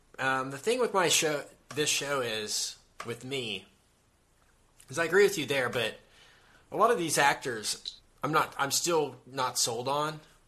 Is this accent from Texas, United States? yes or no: yes; Texas, United States; I'm from Texas